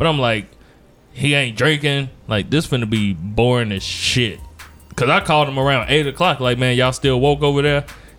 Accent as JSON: {"language": "English", "town": "Gary", "region": "Indiana", "country": "United States", "said": "Because I'm from Gary"}